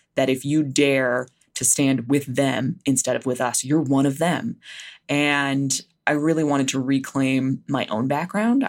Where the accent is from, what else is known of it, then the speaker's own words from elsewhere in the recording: New Jersey, United States; I grew up in New Jersey.